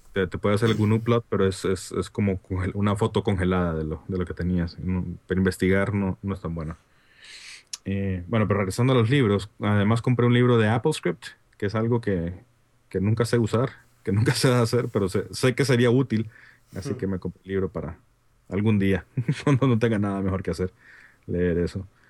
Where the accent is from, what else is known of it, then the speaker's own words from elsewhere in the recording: Honduras; accent: Honduran; mi acento hondureño